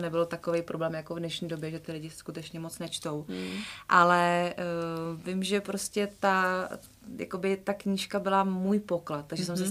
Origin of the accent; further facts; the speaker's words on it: Votice, Central Bohemian Region, Czechia; Já totiž jsem z Votic